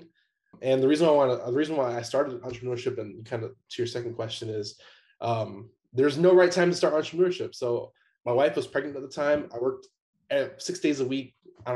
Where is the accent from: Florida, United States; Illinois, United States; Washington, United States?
Illinois, United States; Chicago; moved away as an adult; also born or lived in Atlanta; I'm originally from Chicago